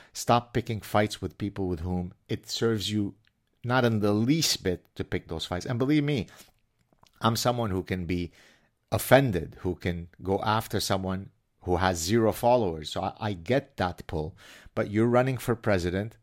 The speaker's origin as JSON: {"language": "English", "country": "Canada", "said": "I'm Canadian."}